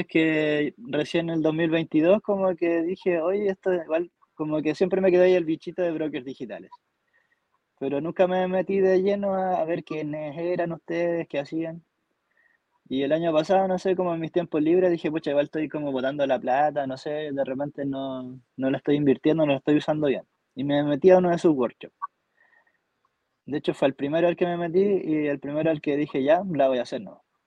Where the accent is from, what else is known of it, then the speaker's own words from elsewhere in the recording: Temuco, Araucanía, Chile; moved away as an adult; now in Alto Hospicio, Chile; actualmente estoy viviendo en Alto Hospicio, pero soy originario de Temuco